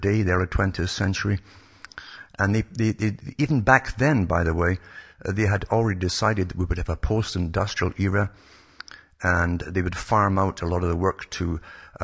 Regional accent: United Kingdom; growing up in Britain during the time I grew up

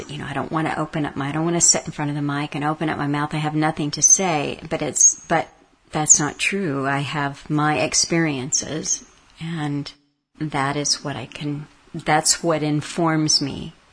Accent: Scotland, United Kingdom; now in Ireland; Like Alan, I was brought up in Scotland before I moved to my beloved Ireland

